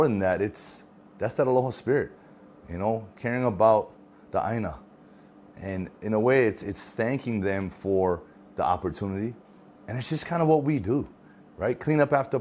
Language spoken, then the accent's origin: English; Hawaii, United States; I'm from Hawaii